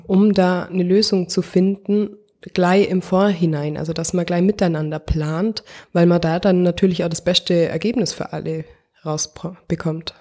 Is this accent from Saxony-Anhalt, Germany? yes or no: no; the municipality at the Grünten, Bavaria, Germany; wir kommen ja aus der Gemeinde und wir sehen immer gut auf den, auf den Gründen rauf